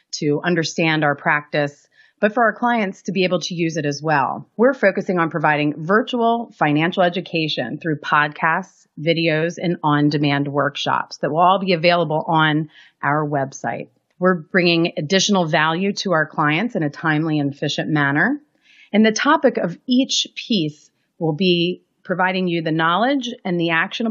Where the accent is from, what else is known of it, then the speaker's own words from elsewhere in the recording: Baltimore, Maryland, United States; We're from the Baltimore area